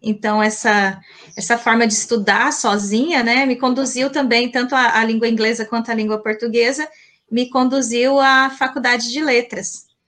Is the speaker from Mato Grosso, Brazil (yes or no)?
yes; Colíder, Mato Grosso, Brazil; accent: caipira; Eu sou mato-grossense, eu nasci em Colíder, interior aqui de, de Mato Grosso, né? Daí o meu sotaque bem caipira